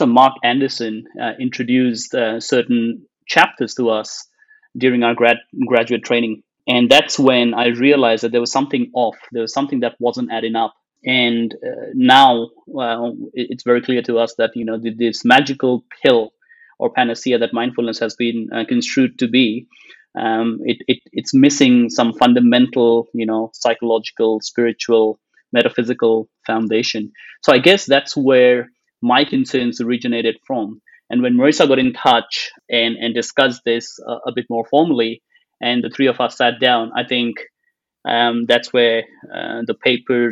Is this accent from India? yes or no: yes; India; I've grown up in a predominantly Hindu household background environment, being born and bred in India.